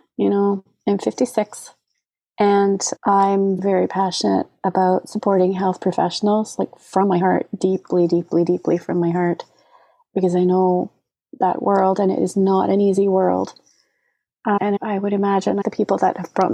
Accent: Scotland, United Kingdom; moved away; As a kid, I grew up in Scotland

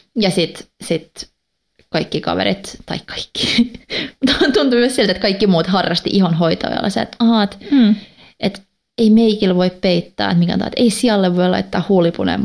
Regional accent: Finland; first language Swedish; Finnish is a second language; also born or lived in Gothenburg, Sweden; Mä oon tota, neljävuotiaana muuttanut Ruotsiin. Mun iskä sai töitä Göteborista, niin me muutettiin sinne ja asuttiin pari vuotta ja sitten kun me muutettiin takaisin, niin mun vanhemmat laittoi mut ruotsinkielisiin kouluihin

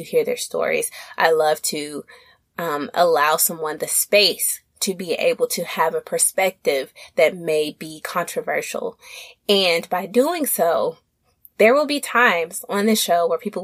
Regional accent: Little Rock, Arkansas, United States; accent: Southern; now in East Coast, United States; I'm a Southern chick from Little Rock, Arkansas

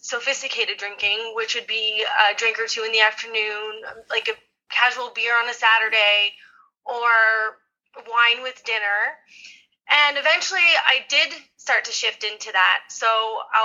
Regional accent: New Brunswick, Canada; also born or lived in China; I'm from New Brunswick. We had a great snow day, northern New Brunswick anyway.

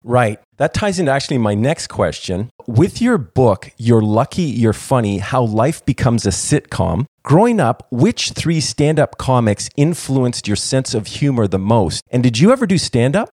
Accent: Toronto, Ontario, Canada; I grew up in Toronto, Canada

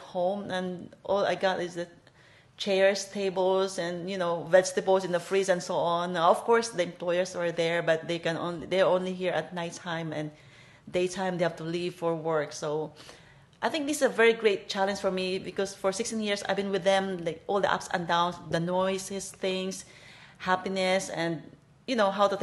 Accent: Philippines; moved away as an adult; now in Hong Kong; I'm from Philippines and I've been here in Hong Kong for 16 years

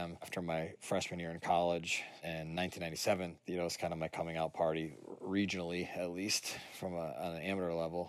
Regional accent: Lee, Massachusetts, United States; I'm from Lee, Massachusetts

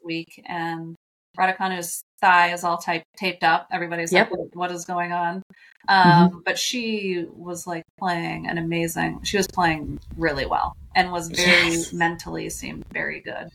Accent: Charleston, South Carolina, United States; I'm from Charleston.

